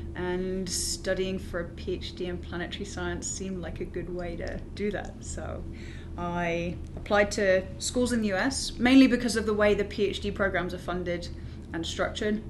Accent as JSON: {"language": "English", "country": "United Kingdom", "also_born_or_lived": "London / New York", "moved": "yes", "said": "I'm from the UK"}